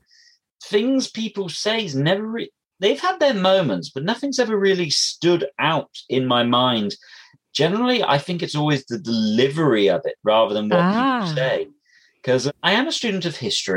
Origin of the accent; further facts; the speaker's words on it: England, United Kingdom; I'm English.